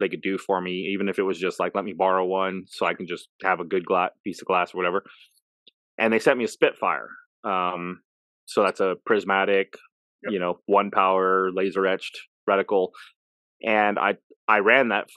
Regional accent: Las Vegas, Nevada, United States; moved away as an adult; also born or lived in Phoenix; now in Chillicothe, United States; I was born and raised in Vegas

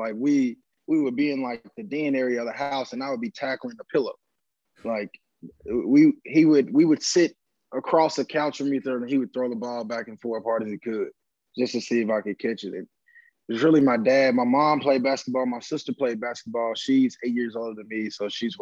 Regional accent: Memphis, Tennessee, United States; I'm from Memphis, Tennessee. I actually grew up in the Whitehaven area.

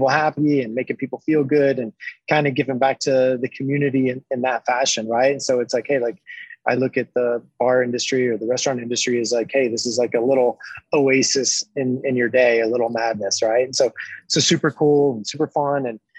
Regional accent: Tennessee, United States; moved away as an adult; now in Colorado, United States; I grew up in Tennessee, right in the middle of Tennessee whiskey country.

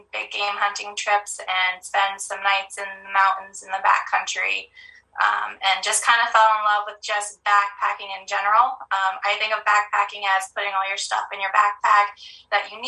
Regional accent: Montana, United States; also born or lived in California; moved to Montana when I was about 10. I moved from California. I absolutely disliked living in Montana when I first moved here. Um, I was a city girl.

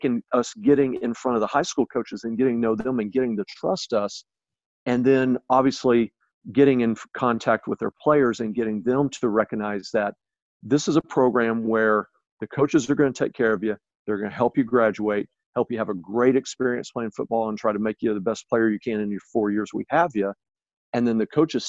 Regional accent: Oklahoma, United States; also born or lived in Texas; now in Illinois, United States; growing up in Oklahoma and living in Texas and having coached in Texas for a while

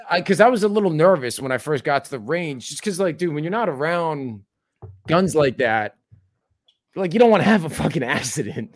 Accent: New Jersey, United States; I grew up in Jersey

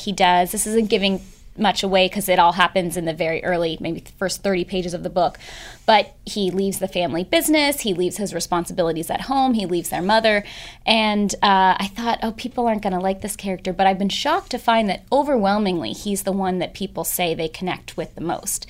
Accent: San Francisco, California, United States; I grew up in San Francisco, and I grew up with two sets of parents

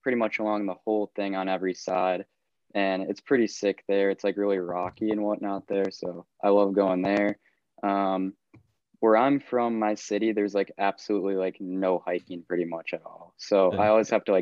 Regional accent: Wisconsin, United States; I'm from Wisconsin

